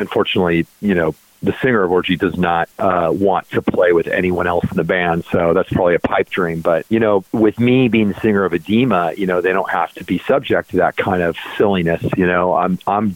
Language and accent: English; Bakersfield, California, United States; I'm from Bakersfield